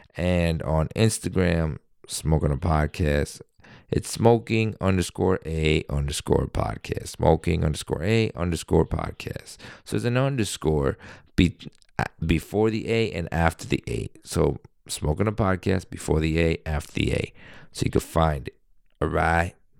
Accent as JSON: {"language": "English", "region": "New York", "country": "United States", "said": "I'm a New Yorker"}